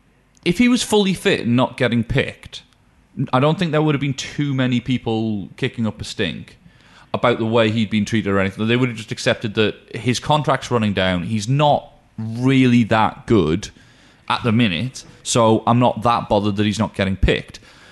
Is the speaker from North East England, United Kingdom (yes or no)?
yes; Newcastle upon Tyne, North East England, United Kingdom; I'm once a Geordie, always a Geordie.